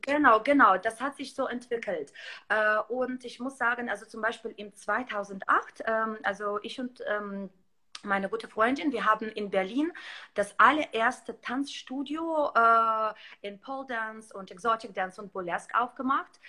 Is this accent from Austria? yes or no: no; Belarus; moved away; ich komme ursprünglich aus Weißrussland